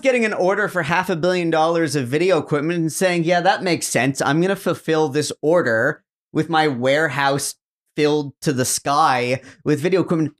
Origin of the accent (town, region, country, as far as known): Canada